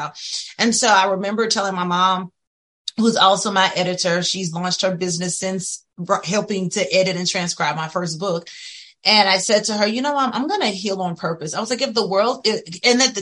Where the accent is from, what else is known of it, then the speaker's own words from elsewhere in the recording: Opelousas, Louisiana, United States; I grew up in a little small town. I'm from Opelousas